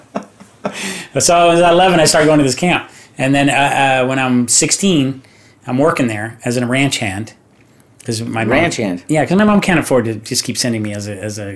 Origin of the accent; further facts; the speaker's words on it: Orange County, California, United States; I'm from Orange County